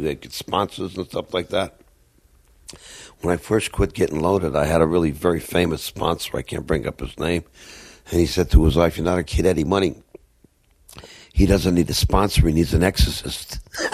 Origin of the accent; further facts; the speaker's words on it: New York City, New York, United States; I grew up in New York City, but we had a little house in the mountains